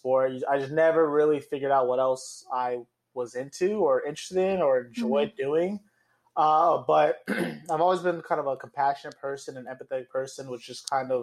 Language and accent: English; West Palm Beach, Florida, United States; moved away as an adult; also born or lived in New York City, New York; now in Tallahassee, United States; I was born and raised in South Florida, West Palm Beach